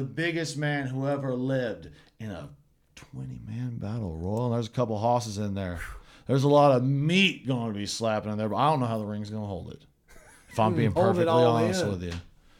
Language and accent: English; Tennessee, United States; We're both from Tennessee.